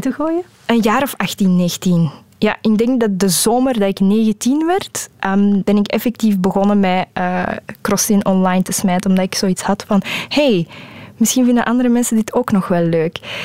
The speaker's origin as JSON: {"language": "Dutch", "region": "Flanders", "country": "Belgium", "first_language": "Dutch", "said": "Ik ben van België"}